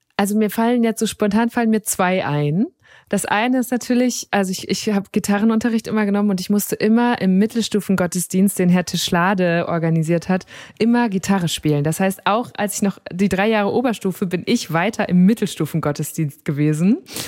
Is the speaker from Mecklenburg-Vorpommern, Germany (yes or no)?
no; Münsterland, North Rhine-Westphalia, Germany; ich komme ja aus Münsterland